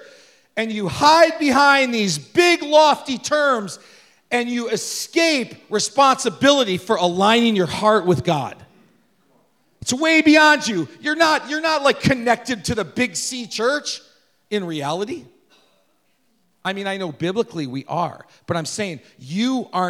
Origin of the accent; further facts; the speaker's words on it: United States; we're an American